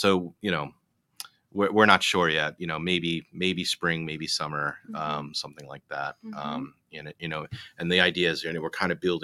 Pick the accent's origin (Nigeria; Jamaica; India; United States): United States; South Shore, Massachusetts; moved away as an adult; also born or lived in Boston; now in New Jersey, United States; I was born in South Shore.